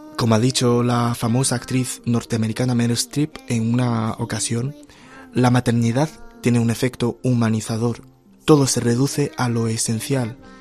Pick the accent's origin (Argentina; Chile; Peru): Argentina; como en mi país, Argentina